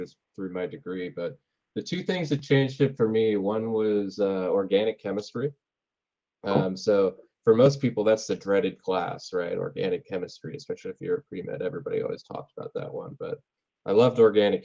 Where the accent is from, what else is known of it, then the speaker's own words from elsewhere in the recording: Chicago, Illinois, United States; also born or lived in United Kingdom / St. Louis, Missouri; I grew up in Chicago. I actually started out in the UK, funnily enough. Moved to Chicago when I was 6. I grew up in Chicago.